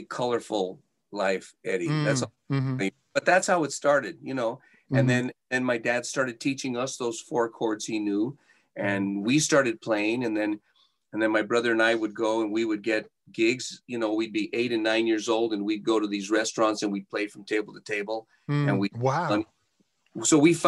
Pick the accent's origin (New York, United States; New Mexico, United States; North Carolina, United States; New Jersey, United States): New Mexico, United States; Santa Fe; now in Las Vegas, United States; We grew up in Santa Fe, New Mexico, in a very a humble home